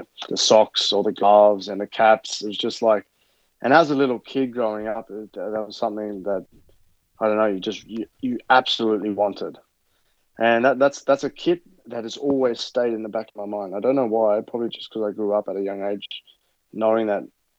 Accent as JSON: {"language": "English", "town": "Inverell", "region": "New South Wales", "country": "Australia", "tie": "born or raised there", "moved": "yes", "said": "I grew up as in Inverell."}